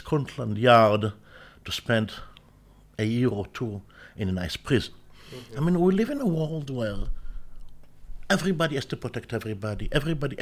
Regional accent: Israel; I was born in Israel

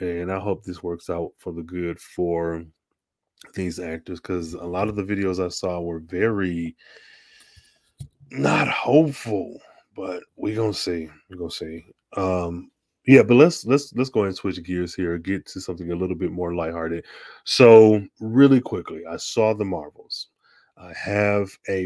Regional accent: Midwest, United States; I'm from the Midwest, from Auto Industry Nation

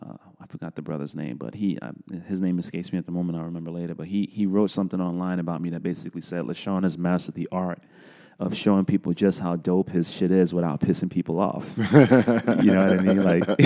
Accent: New York City, New York, United States; Yeah, I grew up in the South Bronx, born and raised. Was born in 1975.

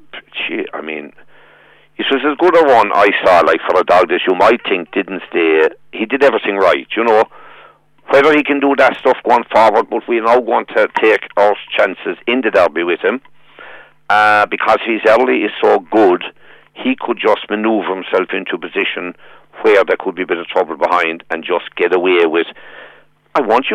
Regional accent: Tralee, Munster, Ireland; Growing up in Tralee

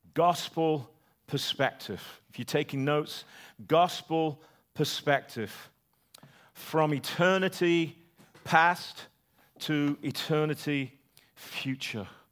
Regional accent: United Kingdom; The British Empire, my country, gone

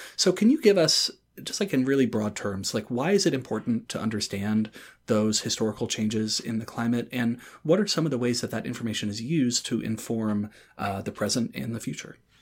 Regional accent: Durham, North Carolina, United States; my hometown of Durham, North Carolina

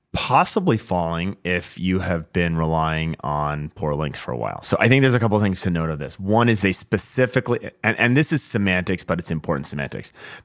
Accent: Washington, United States; So, I mean, this happened, this is in my home state, Washington, Vancouver, Washington.

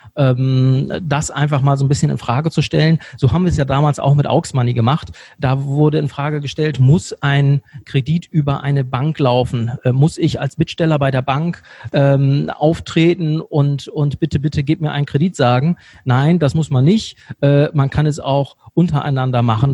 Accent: Bremen, Germany; moved away as an adult; also born or lived in Cologne; now in Monheim, Germany; ich komme ursprünglich aus Bremen. Ich habe 20 Jahre lang in Bremen gewohnt

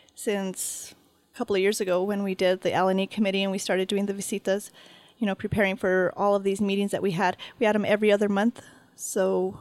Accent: San Cristobal, New Mexico, United States; Yes. Yeah. I was raised in San Cristobal.

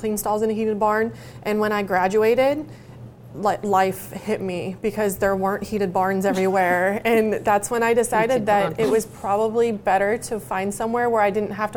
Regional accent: Oregon, United States; I grew up in Oregon

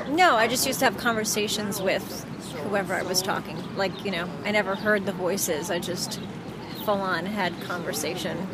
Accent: New York City, New York, United States; I'm a producer, born and raised in New York City

